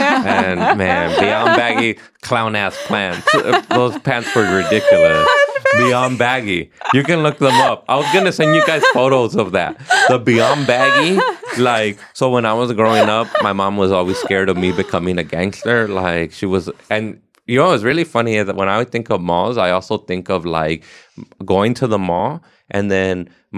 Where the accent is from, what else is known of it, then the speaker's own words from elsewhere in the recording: Ontario, Canada; I'm from Ontario, yeah.